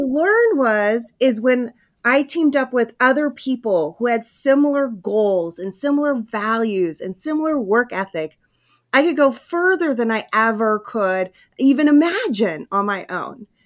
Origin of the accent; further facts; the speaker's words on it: Hawaii, California, United States; when I was a kid, we moved from Hawaii to California, and I had to start in a new school